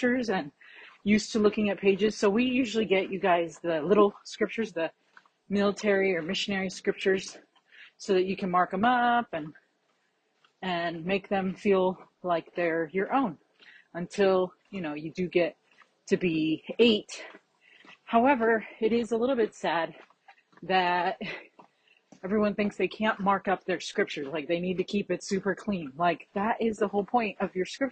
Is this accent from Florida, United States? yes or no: yes; Florida, United States; I grew up in Florida